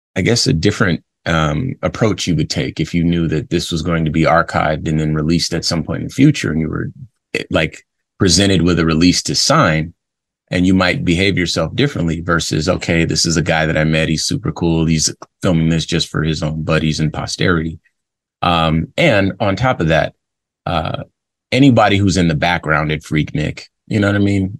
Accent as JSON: {"language": "English", "region": "West Coast", "country": "United States", "tie": "born or raised there", "said": "I grew up on the West Coast"}